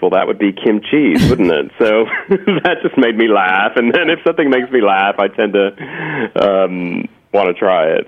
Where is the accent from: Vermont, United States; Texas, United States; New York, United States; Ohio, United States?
Texas, United States; I liked Tex-Mex flavors and Mexican food growing up in Texas